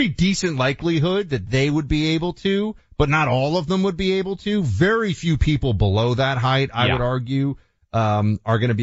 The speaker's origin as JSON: {"language": "English", "region": "Northeast", "country": "United States", "said": "I'm from the Northeast"}